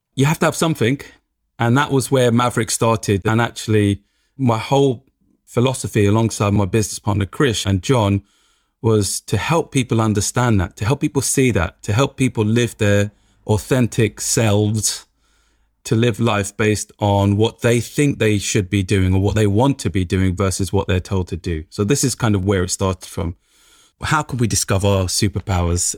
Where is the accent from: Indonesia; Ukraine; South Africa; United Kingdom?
United Kingdom; London; growing up in Tottenham, every day waking up in Tottenham